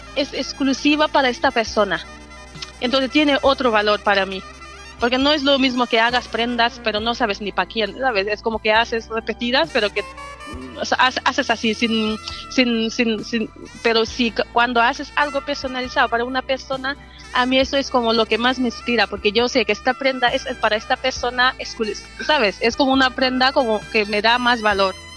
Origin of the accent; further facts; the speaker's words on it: Senegal; now in Bilbao, Spain; soy de Senegal, llevo 11 años aquí en Bilbao